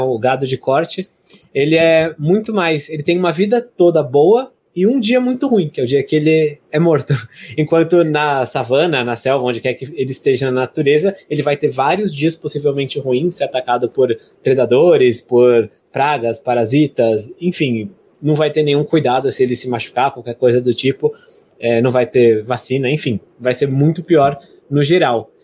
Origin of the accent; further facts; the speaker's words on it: São Paulo, Brazil; a gente é de São Paulo